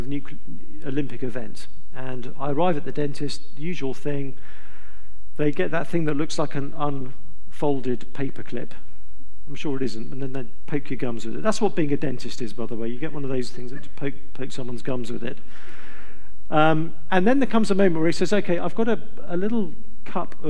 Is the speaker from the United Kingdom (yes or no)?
yes; England, United Kingdom; I'm from England